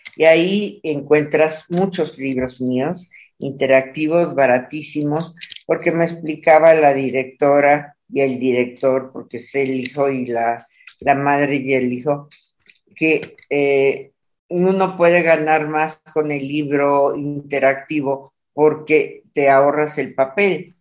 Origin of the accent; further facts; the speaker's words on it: Monterrey, Nuevo León, Mexico; moved away; nací allá, eh, nací en Monterrey, abajo del, cobijada por el Cerro de la Silla.